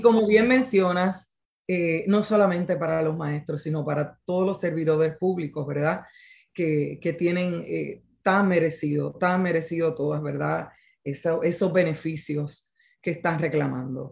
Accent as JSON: {"language": "Spanish", "town": "Quebradillas", "country": "Puerto Rico", "said": "mi pueblo de quebradillas"}